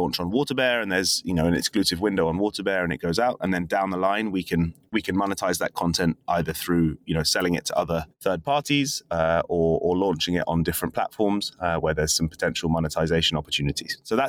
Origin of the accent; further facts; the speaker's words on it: London, United Kingdom; As a Londoner, was a kind of big moment in just 2 years.